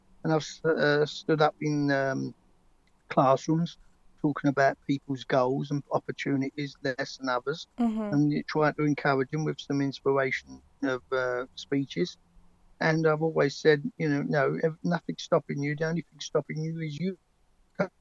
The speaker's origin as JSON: {"language": "English", "region": "London", "country": "United Kingdom", "accent": "London Cockney", "said": "they knew I was a Londoner"}